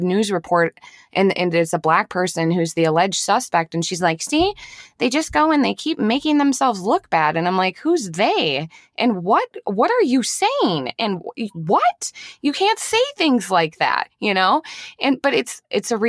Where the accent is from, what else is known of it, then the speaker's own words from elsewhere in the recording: Eden Prairie, Minnesota, United States; I grew up in Eden Prairie, Minnesota